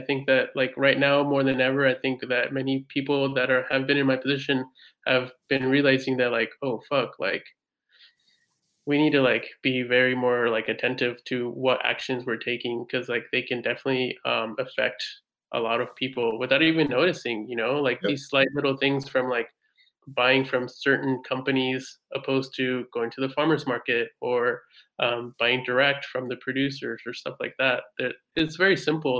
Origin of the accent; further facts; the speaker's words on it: United States; also born or lived in Mexico; now in Paris, France; I'm American, Mexican-American.